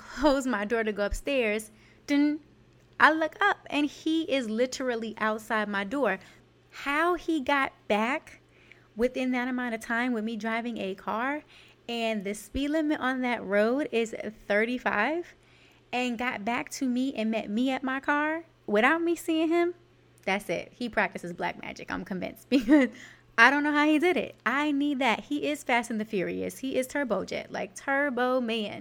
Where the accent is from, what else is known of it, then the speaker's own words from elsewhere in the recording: New York City, New York, United States; I am from Canarsie, New York, and our favorite pastime in the summer, or really anytime we were outside, was to people watch